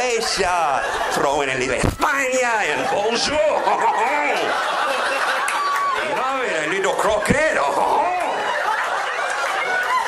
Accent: Plantation, Florida, United States; I'm from Florida too, actually. Grew up in Plantation

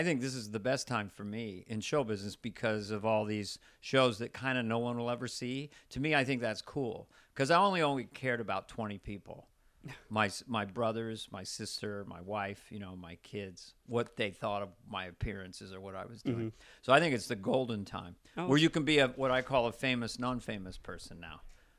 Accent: Montana, United States; now in Hollywood, United States; I'm from Montana originally

